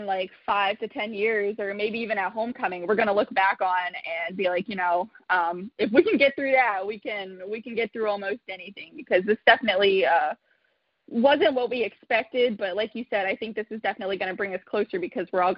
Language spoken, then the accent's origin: English; Newport, Ohio, United States; I am a local, so I am from Newport, Ohio